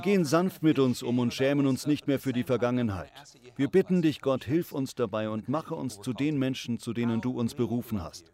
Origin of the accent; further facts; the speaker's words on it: United States; für mich als Amerikaner